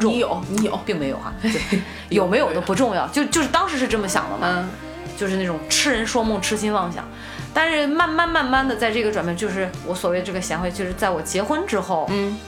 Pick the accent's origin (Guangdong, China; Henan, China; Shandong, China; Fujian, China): Shandong, China; 我山东人